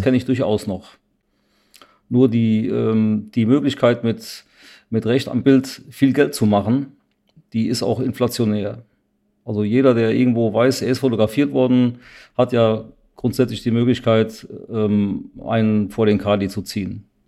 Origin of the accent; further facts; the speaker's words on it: Siegen, North Rhine-Westphalia, Germany; meiner Heimatstadt Siegen